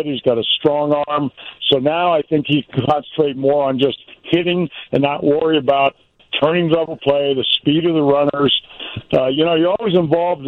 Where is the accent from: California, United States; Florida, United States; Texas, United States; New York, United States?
California, United States; moved away; also born or lived in Mississippi / Chicago; I was born in Mississippi, raised in California, but I really lived in Chicago